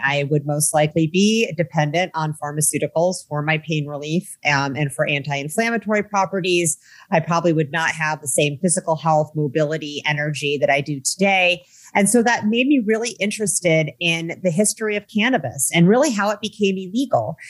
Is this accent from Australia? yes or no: no; Midwest, United States; I grew up in the Midwest in the 1980s and 90s